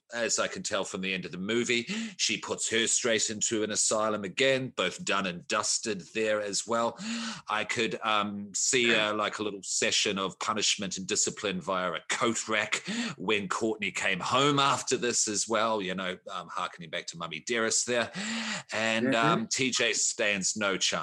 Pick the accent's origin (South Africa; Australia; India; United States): Australia; I'm Australian